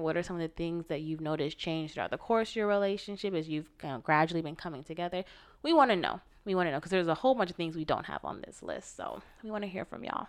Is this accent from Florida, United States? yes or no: yes; Florida, United States; now in West Coast, United States; We're both from the East Coast, Florida, Massachusetts, me, him, respectively.